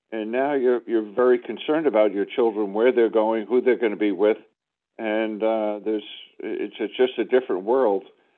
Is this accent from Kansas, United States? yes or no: no; Brooklyn, New York, United States; baseball was huge in Brooklyn at that time with the Brooklyn Dodgers. And growing up in New York, you didn't realize how fortunate you were, knowing that you had three baseball teams.